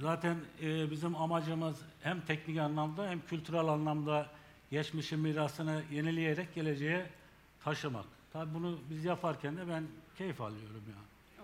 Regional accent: Gümüşhane Province, Turkey; moved away as an adult; now in Nevşehir, Turkey; 1968 Gümüşhane doğumluyum. İlk orta ve liseyi Gümüşhane'de bitirdikten sonra askerlik.

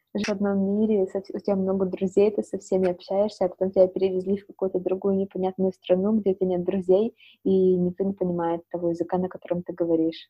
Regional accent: Siberia, Russia; now in Netherlands; я из Сибири

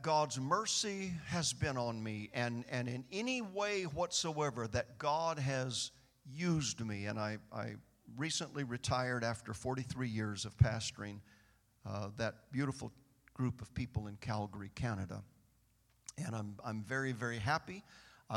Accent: Bakersfield, California, United States; I was born and raised in Bakersfield

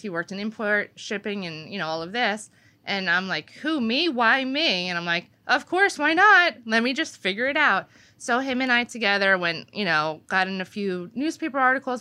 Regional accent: Wanamassa, New Jersey, United States; from Winamasa

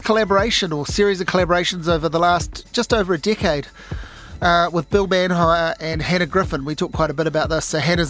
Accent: Hawke's Bay, New Zealand; now in Wellington, New Zealand; I grew up in Hawke's Bay, moved to Wellington.

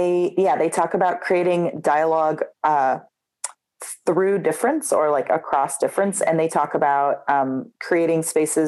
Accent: Philadelphia, Pennsylvania, United States; I grew up in Philadelphia

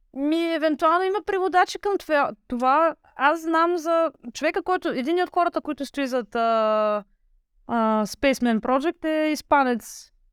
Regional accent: Varna, Varna Province, Bulgaria; от Варна съм

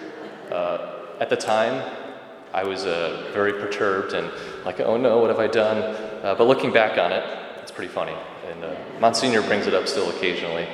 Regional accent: Rockford, Illinois, United States; moved away as an adult; now in Fox Valley area, United States; I was raised in Rockford, so I'm kind of a transplant to the Fox Valley area.

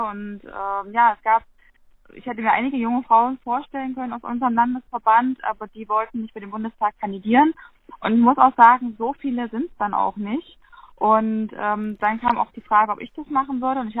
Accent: Gera, Thuringia, Germany; meine Heimatstadt in Gera ist die Linke zum Beispiel sehr stark.

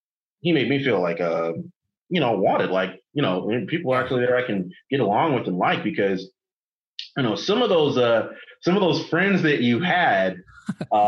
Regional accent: Inglewood, California, United States; also born or lived in Los Angeles / Fullerton; I was born in LA. I lived in Inglewood, and I always claim Inglewood is my hometown

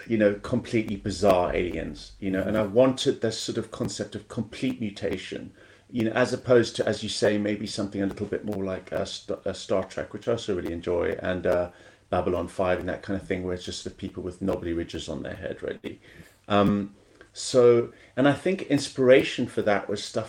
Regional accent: South Africa; moved away; also born or lived in Kenya; I grew up in South Africa and Kenya

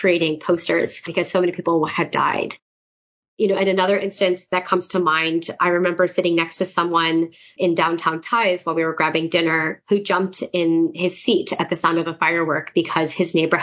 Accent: United States; as an American citizen

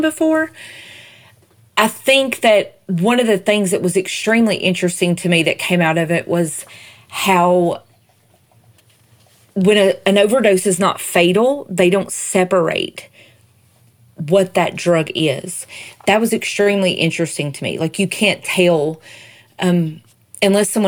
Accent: Southern United States, United States; accent: Southern; my Southern accent

